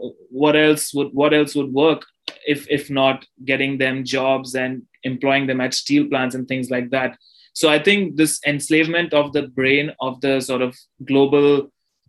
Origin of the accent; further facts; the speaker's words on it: India; growing up in India